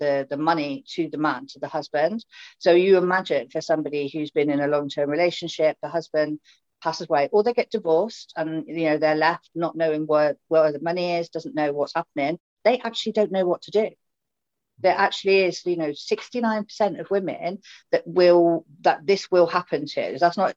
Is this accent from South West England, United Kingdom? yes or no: yes; Swindon, South West England, United Kingdom; from Swindon